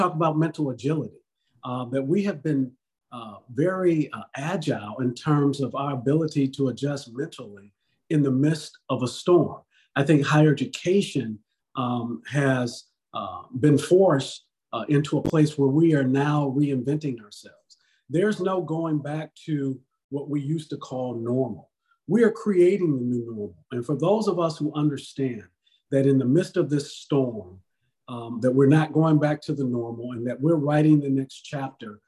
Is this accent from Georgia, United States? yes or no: no; Detroit, Michigan, United States; moved away; when I was growing up in Detroit